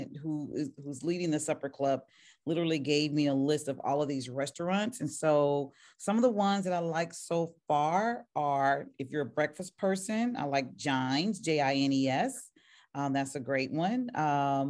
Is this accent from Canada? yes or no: no; the South, United States; moved away; Those are my Southern roots